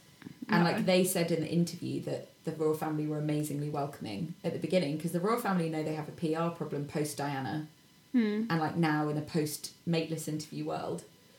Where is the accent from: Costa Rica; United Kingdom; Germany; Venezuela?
United Kingdom; as a Brit.